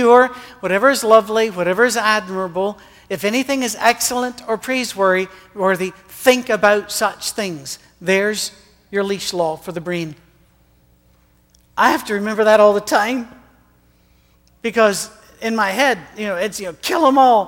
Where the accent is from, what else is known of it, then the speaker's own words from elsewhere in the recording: Scotland, United Kingdom; moved away as an adult; now in Tennessee, United States; as a Scotsman